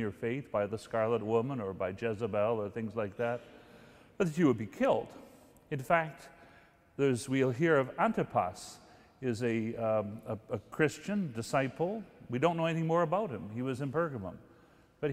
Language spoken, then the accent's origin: English; Guelph, Ontario, Canada; Guelph, my hometown